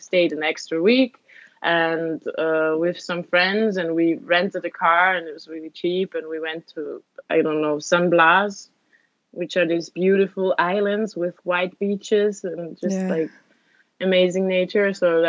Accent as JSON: {"language": "English", "region": "Vienna", "country": "Austria", "tie": "born there", "said": "Sorry, I was born in Vienna. Okay. But home for me is actually not Vienna, because every weekend we were out in the countryside"}